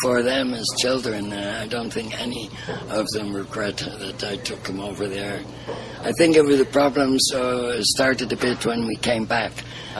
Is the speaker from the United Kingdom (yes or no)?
yes; Liverpool, North West England, United Kingdom; So they ended up in England, and I was born in Liverpool. I'm a Scousie.